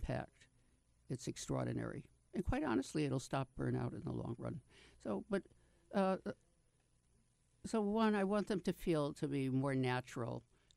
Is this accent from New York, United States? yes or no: yes; New York, United States; I'm from New York, so we say shrink up north